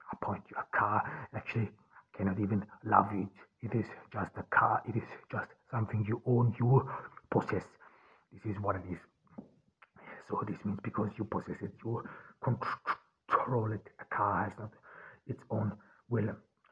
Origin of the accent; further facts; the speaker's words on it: Austria; I grew up in Austria on the countryside.